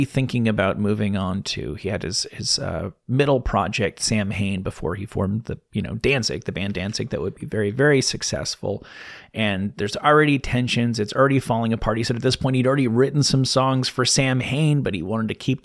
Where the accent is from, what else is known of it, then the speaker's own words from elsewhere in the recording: Rutherford, New Jersey, United States; my hometown of Rutherford, New Jersey.